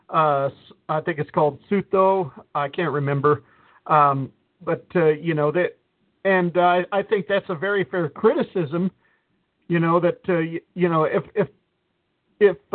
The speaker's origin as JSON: {"language": "English", "town": "Detroit", "region": "Michigan", "country": "United States", "said": "I'm from Detroit."}